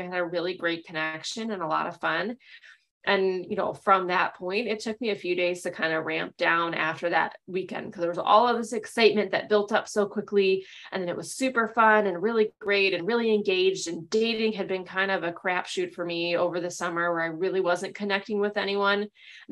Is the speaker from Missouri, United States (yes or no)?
no; Chicago, Illinois, United States; People were like, oh, where are you from? And I'd say Chicago